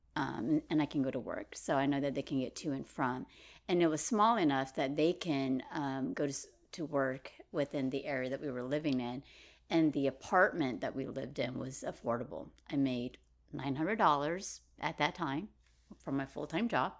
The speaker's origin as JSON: {"language": "English", "town": "Merced", "region": "California", "country": "United States", "tie": "born or raised there", "said": "I grew up in Merced"}